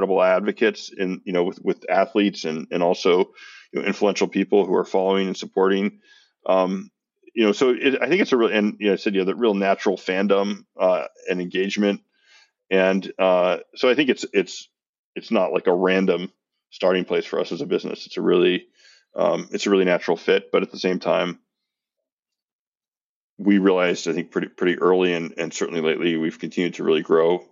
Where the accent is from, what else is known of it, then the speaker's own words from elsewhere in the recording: San Francisco, California, United States; I grew up in San Francisco.